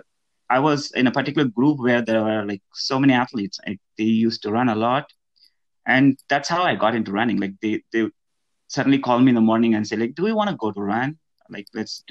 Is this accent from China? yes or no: no; India; moved away as an adult; now in Morris County, United States; I was born, brought up in India. And I moved to U.S. in 2016.